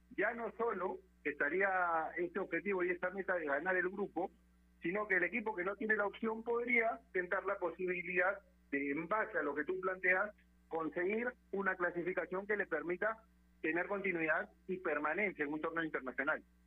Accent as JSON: {"language": "Spanish", "country": "Peru", "said": "nosotros como peruanos"}